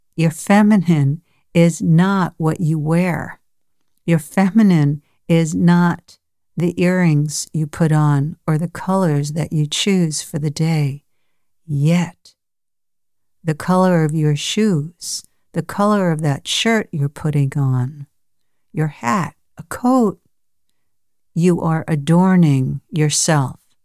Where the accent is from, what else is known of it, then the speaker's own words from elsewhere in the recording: New York, United States; I was born in New York